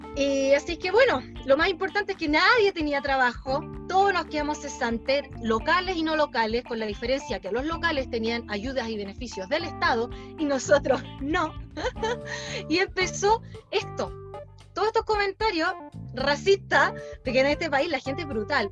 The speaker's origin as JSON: {"language": "Spanish", "country": "Chile", "moved": "as an adult", "lives_now": "Australia", "said": "Yo llegué a Australia de vuelta de Chile a mediados de febrero"}